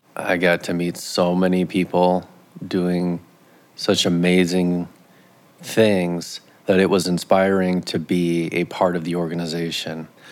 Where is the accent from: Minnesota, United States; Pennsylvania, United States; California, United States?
Minnesota, United States; Minneapolis–Saint Paul; now in Grand Rapids, United States; I grew up in, in the Twin Cities